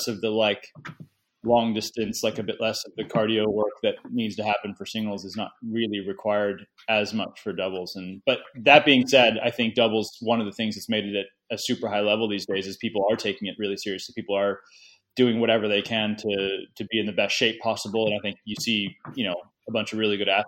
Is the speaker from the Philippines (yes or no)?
no; United States; being American